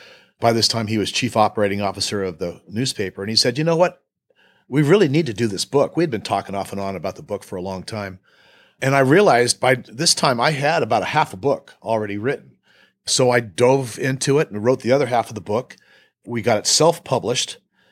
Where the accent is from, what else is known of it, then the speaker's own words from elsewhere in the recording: Northern California, United States; also born or lived in Los Angeles / Bakersfield; I grew up in Northern California listening to rock music and, you know, kind of came to Bakersfield by accident because it was the first good job that got me out